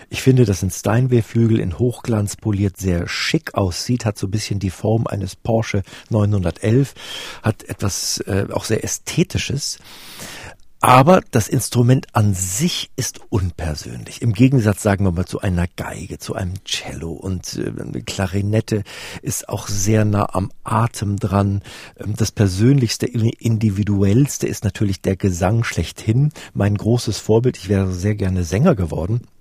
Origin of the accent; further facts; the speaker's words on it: Namibia; also born or lived in Westphalia, Germany / Plön, Germany; Ich bin in äh, Westfalen geboren und dann im Wald, im, im schönen holsteinischen Wald am großen Plöner See groß geworden bis ich dann im neunten Lebensjahr nach Namibia auswanderte.